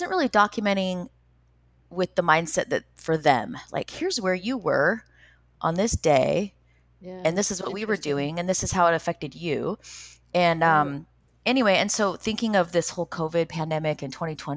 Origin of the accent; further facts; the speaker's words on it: Utah, United States; I grew up in Utah.